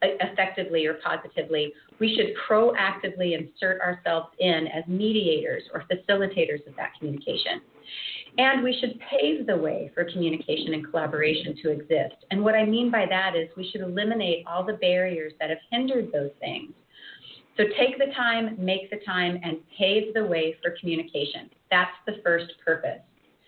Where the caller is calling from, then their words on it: Anchorage, Alaska, United States; As Robin said … I'm joining you from Anchorage, Alaska this morning.